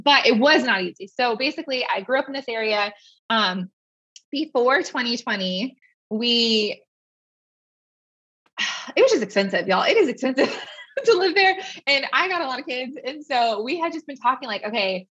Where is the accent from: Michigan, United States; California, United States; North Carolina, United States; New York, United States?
California, United States; Bay Area; moved away as an adult; now in Tennessee, United States; I'm not a Tennessee native, as you can tell probably from my lack of accent, but I um, was born and raised in the Bay Area.